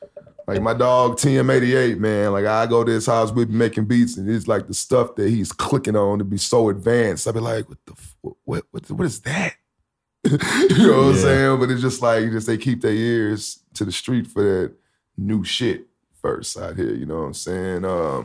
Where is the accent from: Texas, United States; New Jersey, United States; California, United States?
Texas, United States; Houston; Yeah, I'm from H-Town.